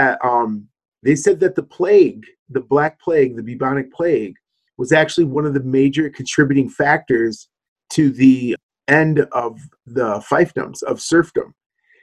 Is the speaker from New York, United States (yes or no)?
no; Michigan, United States; now in Arizona, United States; my home state